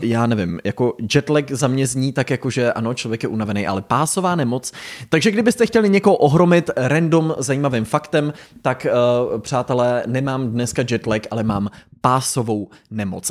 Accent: Pardubice, Pardubice Region, Czechia; moved away; also born or lived in Los Angeles, United States; Jsem zpátky v Pardubicích, to znamená návrat zpátky nejen do České republiky z Ameriky, ale rovnou až do Pardubic, k úplným kořenům do mého rodiště

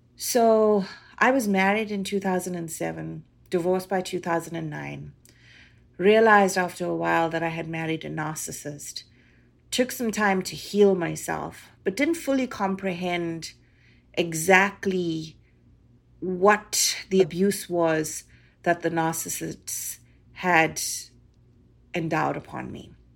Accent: South Africa; now in Canada; being a South African Indian girl

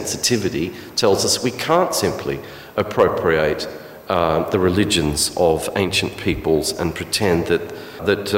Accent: Alice Springs, Northern Territory, Australia; me as a boy growing up in Alice Springs

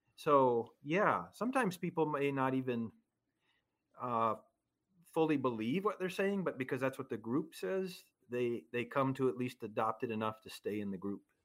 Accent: central Minnesota, United States; also born or lived in Chicago, Illinois; although I was born in Chicago, we quickly moved out of Chicago and lived in a small town in central Minnesota

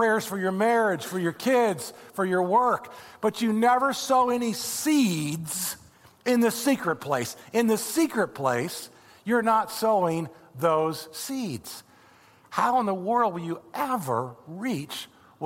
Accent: Indiana, United States; now in Florida, United States; I'm from Indiana. I grew up with corn and soybeans everywhere

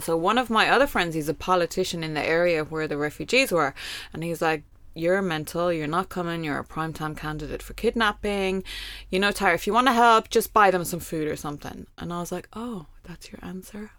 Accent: Ireland; moved away as an adult; also born or lived in Kuwait / Lebanon; as an Irish expat who worked there and lived there

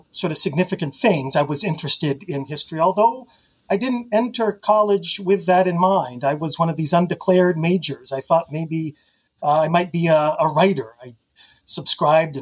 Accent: Ottawa, Ontario, Canada; also born or lived in Boston / Grand Rapids, Michigan / Bloomington, Indiana; now in Mechanicsburg, United States; I grew up, as you noted there, in Canada. Ottawa's the national capital

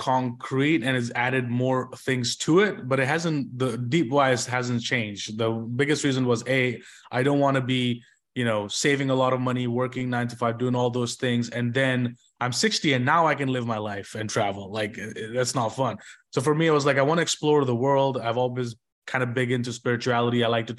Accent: India; English is a second language; moved away; especially because I moved from India and it was a completely different country and everything for me.

